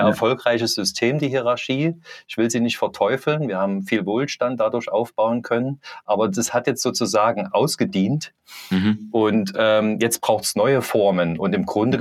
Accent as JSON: {"language": "German", "town": "Leipzig", "region": "Saxony", "country": "Germany", "said": "ich bin aus Leipzig"}